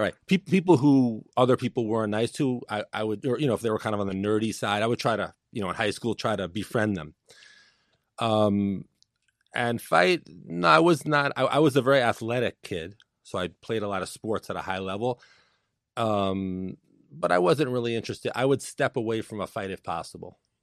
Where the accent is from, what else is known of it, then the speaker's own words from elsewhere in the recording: New York City, New York, United States; Born and raised in Brooklyn, New York.